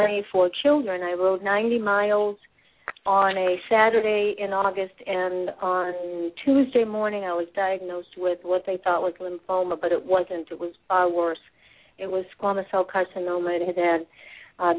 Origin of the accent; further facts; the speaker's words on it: Massachusetts, United States; I'm from Massachusetts, born and raised